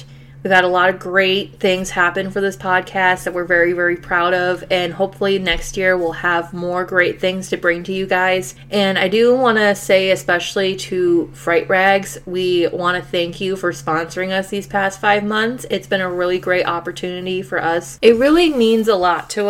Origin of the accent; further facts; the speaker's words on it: Rochester, New York, United States; we're from Rochester originally